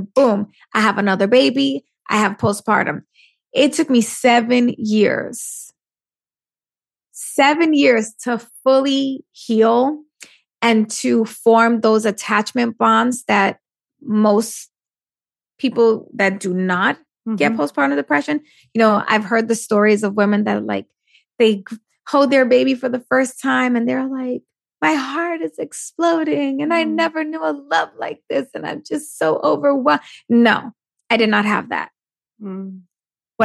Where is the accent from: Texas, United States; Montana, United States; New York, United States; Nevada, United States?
New York, United States; I'm Puerto Rican from New York, raised by a single mom.